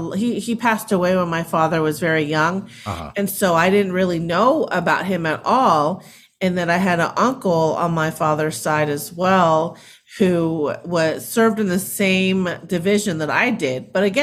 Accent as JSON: {"language": "English", "town": "Simi Valley", "region": "California", "country": "United States", "tie": "born or raised there", "said": "I grew up in Simi Valley, California. Oh, that's in Southern California in Ventura County. And it was a small town back then."}